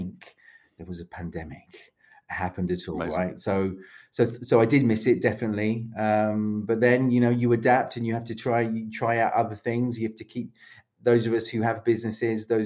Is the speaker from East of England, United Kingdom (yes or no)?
no; London, United Kingdom; moved away as an adult; also born or lived in Paris, France / south of France / Mallorca / Madeira; now in Split, Croatia; You hear my accent. It's not Croatian. I am British. I'm from London, but lived in Croatia for about 20, just over 20 years now.